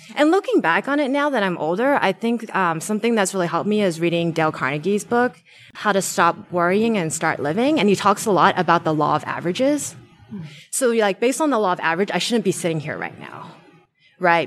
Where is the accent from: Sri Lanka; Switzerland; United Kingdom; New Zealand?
New Zealand; moved away as an adult; now in Bay Area, United States; I'm originally from New Zealand